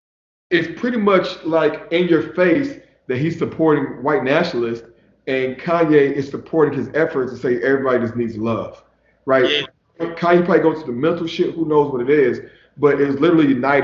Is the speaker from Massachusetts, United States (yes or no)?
no; Texas, United States; now in Los Angeles, United States; So I'm from Texas